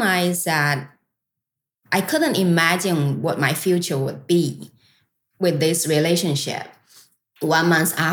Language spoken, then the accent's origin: English; China; moved away as an adult; also born or lived in California; I come from China